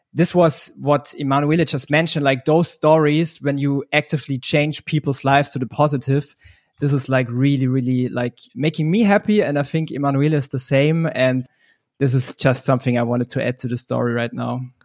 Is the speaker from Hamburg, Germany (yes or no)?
no; Munich, Bavaria, Germany; I'm from Munich, based in Germany.